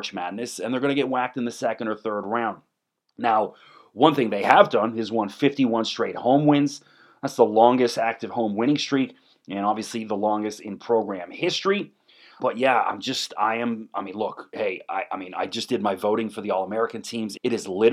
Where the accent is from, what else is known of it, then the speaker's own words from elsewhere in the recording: Canada; I grew up playing hockey. I'm Canadian